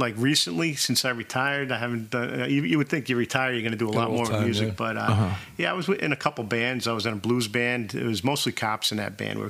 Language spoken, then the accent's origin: English; Mount Vernon, New York, United States; also born or lived in Manhattan, New York / Larchmont, New York; I grew up in Mount Vernon, New York.